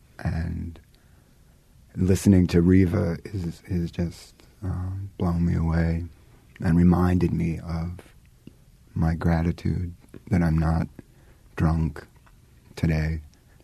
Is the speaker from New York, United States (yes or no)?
yes; New York City, New York, United States; I grew up in Brooklyn